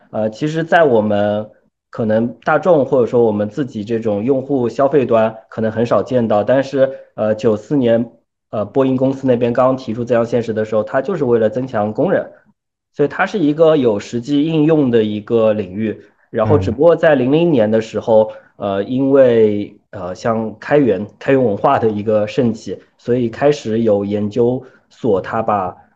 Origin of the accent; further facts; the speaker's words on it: China; 作为我们中国人